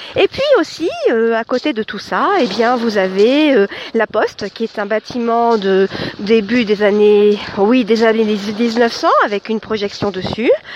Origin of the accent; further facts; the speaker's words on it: Chartres, Centre-Val de Loire, France; Chartres, c'est ma ville natale